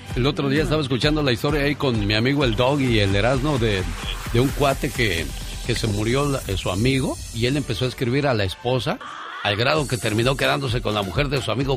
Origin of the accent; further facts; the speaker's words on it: Mexico; así somos los mexicanos curiosos